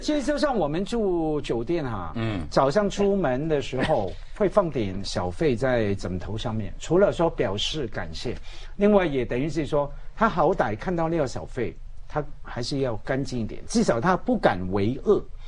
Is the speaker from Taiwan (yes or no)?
no; Hong Kong; 我在香港，每个人一代一代都这样提醒的